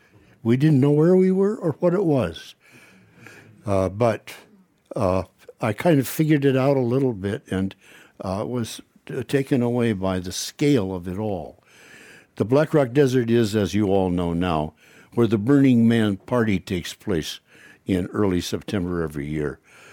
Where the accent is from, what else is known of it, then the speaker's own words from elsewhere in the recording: Washington, United States; because I grew up on Puget Sound, in the middle of old growth, or actually second growth.